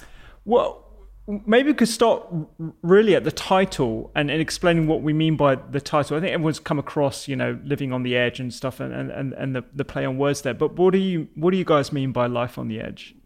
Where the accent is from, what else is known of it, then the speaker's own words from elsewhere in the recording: London, United Kingdom; being a Londoner